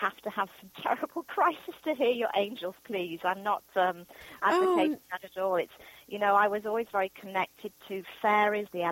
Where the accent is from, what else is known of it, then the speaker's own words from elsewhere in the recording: the north of England, United Kingdom; moved away as an adult; now in Hawaii, United States; I'm from England, born and raised in the northern part of England